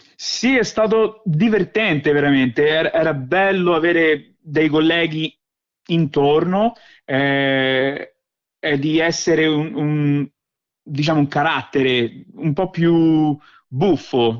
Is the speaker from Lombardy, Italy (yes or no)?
no; Rome, Lazio, Italy; accent: Roman (romanaccio); also born or lived in Velletri, Italy; now in Australia; ho l'accento romano perché papà mi ha cresciuto, eh, mi ha sempre parlato in, in romano, un po' ram, romanaccio